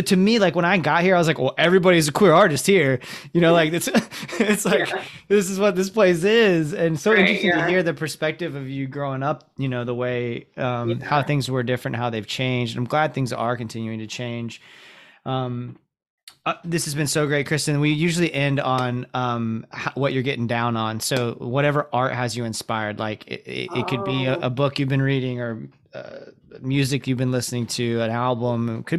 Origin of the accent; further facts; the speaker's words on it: Ocala, Florida, United States; I'm coming from Ocala, so the bar set pretty low, but like Jacksonville was the first place that I lived